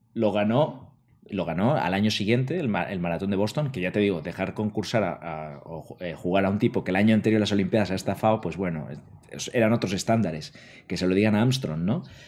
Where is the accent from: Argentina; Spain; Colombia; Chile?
Spain; los que somos de España